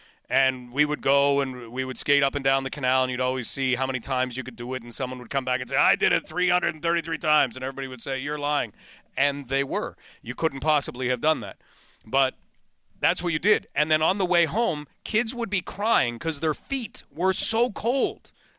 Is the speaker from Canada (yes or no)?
yes; Ottawa, Ontario, Canada; I grew up in the Ottawa area